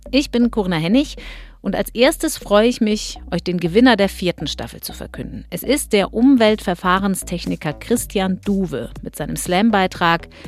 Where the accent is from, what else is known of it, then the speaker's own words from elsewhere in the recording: Hochheim am Main, Hesse, Germany; ich komme aus Hochheim am Main, was auch ein Weingebiet